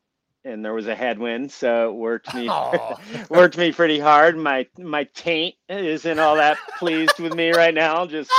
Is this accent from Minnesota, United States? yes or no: no; Tucson, Arizona, United States; I live in Tucson, Arizona. It's my hometown.